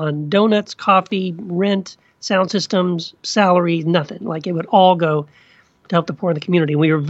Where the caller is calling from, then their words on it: California, United States; I am in Orange County, California.